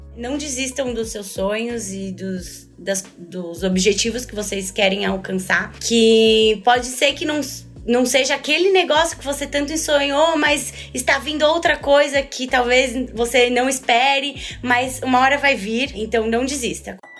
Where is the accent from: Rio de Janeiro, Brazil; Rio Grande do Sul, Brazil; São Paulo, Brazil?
São Paulo, Brazil; eu nasci em São Paulo, sempre morei em São Paulo, nunca saí dessa cidade louca aqui